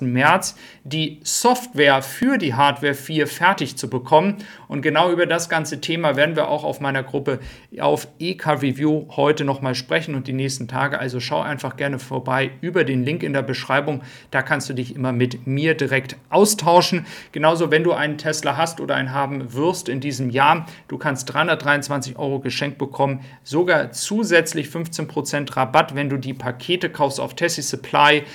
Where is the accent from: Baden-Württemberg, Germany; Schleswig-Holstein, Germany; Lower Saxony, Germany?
Schleswig-Holstein, Germany; Flensburg; ich bin gebürtiger Flensburger